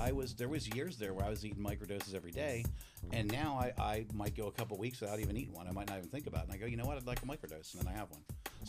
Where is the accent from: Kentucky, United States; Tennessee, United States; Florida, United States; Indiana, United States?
Florida, United States; moved away as an adult; also born or lived in Pennsylvania; now in California, United States; growing up in Florida